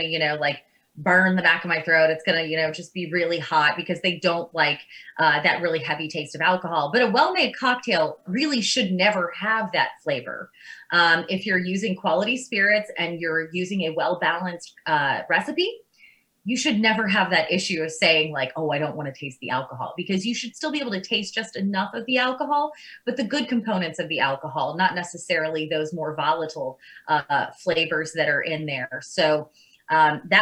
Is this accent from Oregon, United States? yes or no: no; Lawrenceburg, Kentucky, United States; I'm actually from Lawrenceburg, so a lot of those, Lawrenceburg, Kentucky, not Indiana